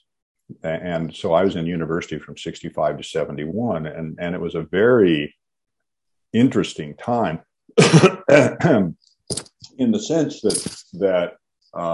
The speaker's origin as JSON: {"language": "English", "region": "Washington", "country": "United States", "tie": "born or raised there", "said": "I grew up in the Pacific Northwest, grew up in Washington State"}